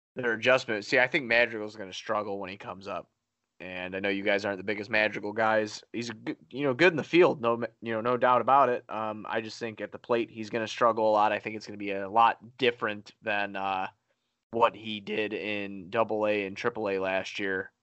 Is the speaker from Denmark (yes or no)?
no; Chicago, Illinois, United States; I'm from Chicago